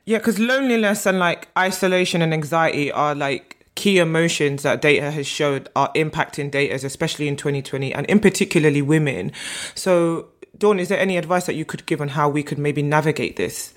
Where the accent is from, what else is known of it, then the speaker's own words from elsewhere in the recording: Nigeria; I'm Nigerian and weddings and marriage are a big part of my culture